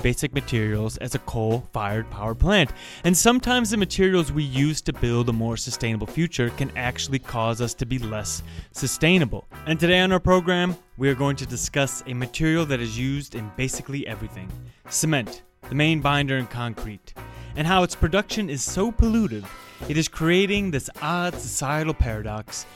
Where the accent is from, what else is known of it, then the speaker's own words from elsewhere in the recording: Midwest, United States; I grew up in the Midwest